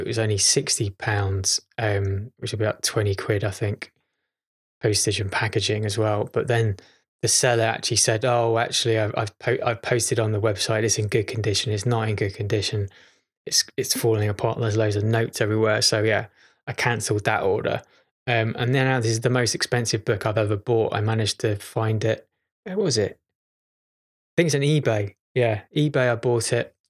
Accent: Chester, North West England, United Kingdom; moved away; I was born in Chester. This is strangely where I'm at the moment. This is my childhood home

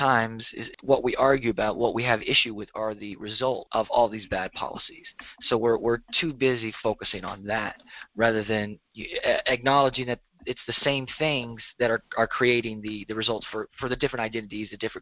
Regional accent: Tennessee, United States; also born or lived in Kentucky / Indiana / Miami, Florida / Atlanta; I grew up in Tennessee

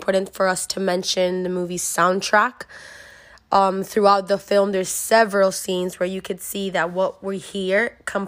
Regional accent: Venezuela; now in United States; I was born and raised in Venezuela

